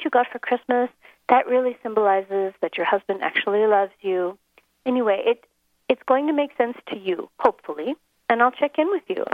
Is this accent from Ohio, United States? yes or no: no; Minnesota, United States; moved away as an adult; now in Johannesburg, South Africa; I'm American. I'm actually from Minnesota. But I've been living over here in South Africa